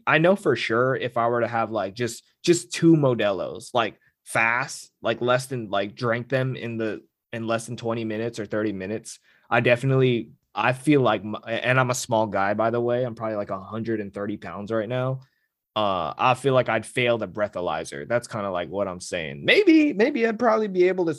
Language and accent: English; California, United States; the people know I'm from California